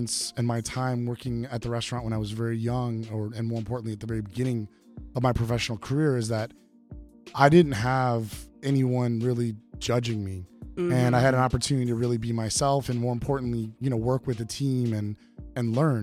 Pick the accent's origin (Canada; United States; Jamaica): United States; Evanston, Illinois; born and raised in Evanston, Illinois, about 20 miles north of Chicago